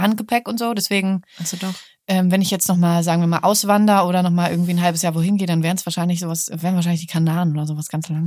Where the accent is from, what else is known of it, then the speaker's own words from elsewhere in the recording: Hamburg, Germany; now in Berlin, Germany; Ich mag Hamburg auch. Ist ja, ist ja meine Heimatstadt